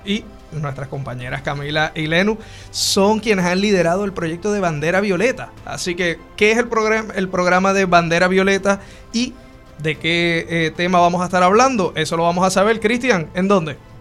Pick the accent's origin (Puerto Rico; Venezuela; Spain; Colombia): Puerto Rico; como puertorriqueño